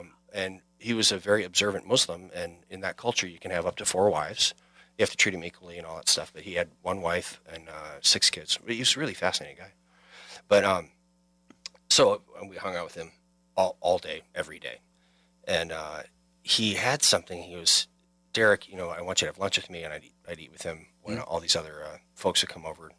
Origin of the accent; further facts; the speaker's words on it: Wisconsin, United States; moved away as an adult; We intentionally came back to my home state of Wisconsin, and now we live in Prairie du Chien, and it's the first time we really, really feel at home.